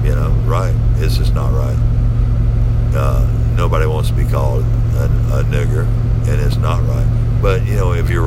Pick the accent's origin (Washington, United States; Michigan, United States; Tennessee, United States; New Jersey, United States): Tennessee, United States; Memphis; I grew up in Memphis